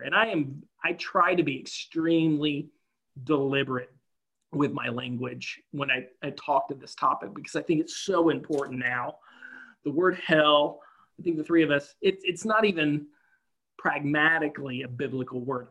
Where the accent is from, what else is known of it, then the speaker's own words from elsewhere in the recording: the South, United States; I grew up in the South of, of America